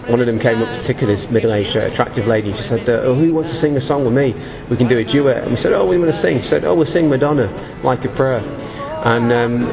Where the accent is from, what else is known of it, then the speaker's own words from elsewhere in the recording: Manchester, North West England, United Kingdom; I'm from Manchester in England.